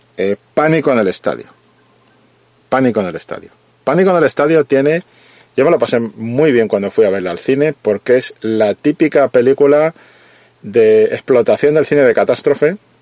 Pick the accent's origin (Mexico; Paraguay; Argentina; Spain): Spain; yo siendo español